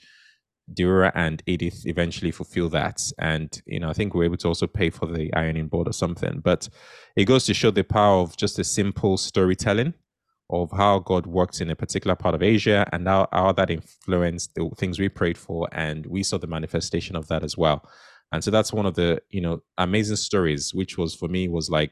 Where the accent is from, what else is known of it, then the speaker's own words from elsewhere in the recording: United Kingdom; being conservative British people